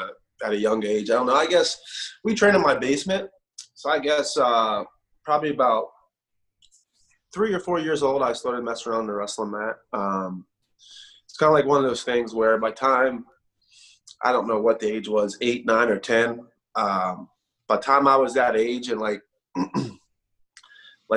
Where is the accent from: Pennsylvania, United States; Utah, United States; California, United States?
Pennsylvania, United States; Pittsburgh; moved away as an adult; also born or lived in Morgantown, West Virginia; I'm originally from Pittsburgh, hour and a half up the road